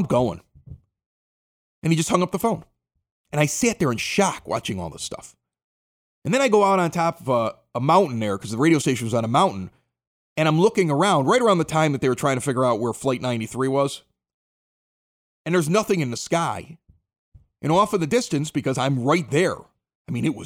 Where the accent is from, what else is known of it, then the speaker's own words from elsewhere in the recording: Chicago, Illinois, United States; moved away; I was from Chicago.